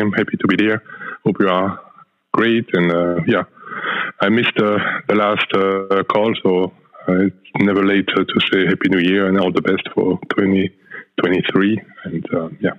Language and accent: English; Belgium; now in Netherlands; For those who don't know me, I'm coming from the Netherlands, actually from Belgium and moved to the Netherlands, but I'm also coming from the audio world.